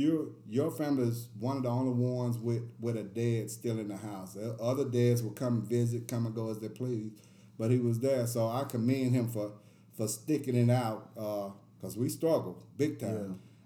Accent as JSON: {"language": "English", "area": "Preston Taylor", "region": "Tennessee", "country": "United States", "tie": "born or raised there", "said": "when we grew up in Preston Taylor"}